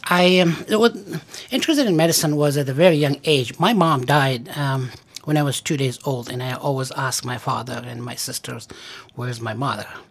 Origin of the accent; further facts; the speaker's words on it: Afghanistan; moved away as an adult; also born or lived in Stanford, California / Massachusetts / Pennsylvania / refugee camp; now in Syracuse, United States; I was born in Afghanistan and I went to medical school there